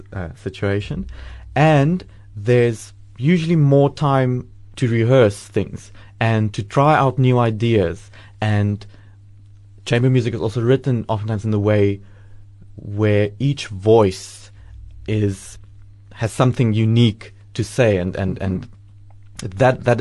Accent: Cape Town, Western Cape, South Africa; moved away as an adult; also born or lived in Belgium; now in Port Elizabeth, South Africa; I'm from Cape Town

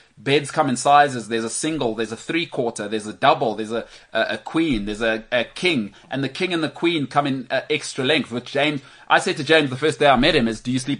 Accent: Bryanston, Gauteng, South Africa; I grew up in Bryanston

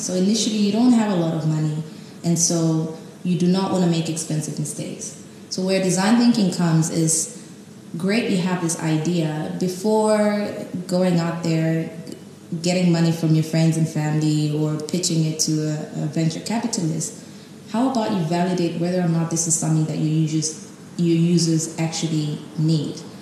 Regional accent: Tanzania; moved away as an adult; also born or lived in Cape Town, South Africa; now in South Africa; I'm from Tanzania. I came to South Africa a few years ago, um, four years ago, to start my master's in property studies at UCT

